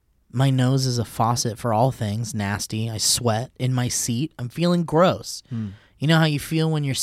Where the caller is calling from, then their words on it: California, United States; Greetings, Falzuni and Steve. … from Orange County with a few short history roads.